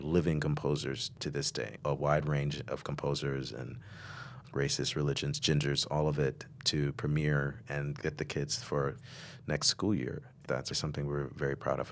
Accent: Chicago, Illinois, United States; growing up in Chicago

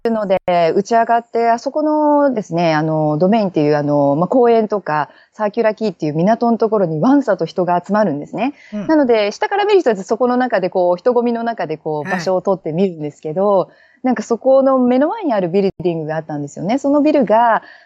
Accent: Kuwana, Mie, Japan; moved away as an adult; also born or lived in Sydney, Australia; now in Sunshine Coast, Australia; 私は、あの、桑名市って言っても、愛知県寄りの方ですね。そちらの方の出身なんですけれども

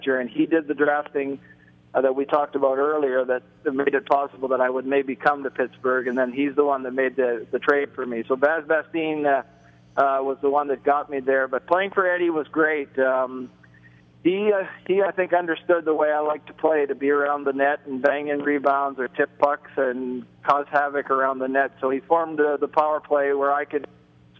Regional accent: Toronto, Ontario, Canada; growing up in Toronto

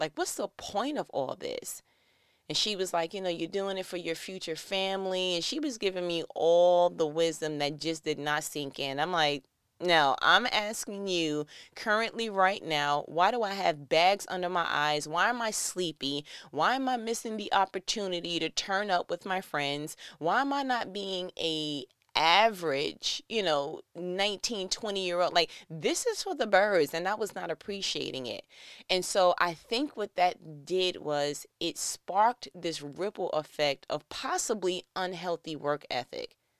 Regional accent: New York, United States; I'm from New York

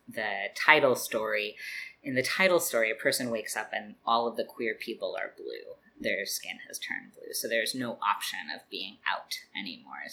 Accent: Spokane, Washington, United States; also born or lived in Richland, Washington / Everett, Washington / Seattle, Washington / Brooklyn, New York; now in New York, United States; I grew up in Spokane

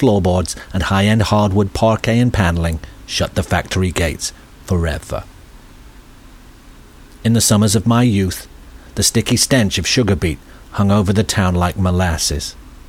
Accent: Kidderminster, West Midlands, United Kingdom; I grew up in Kidderminster. I know, you can tell by the accent. A middling town of 50,000 people, 15 miles southwest of Birmingham and 40 miles east of Wales.

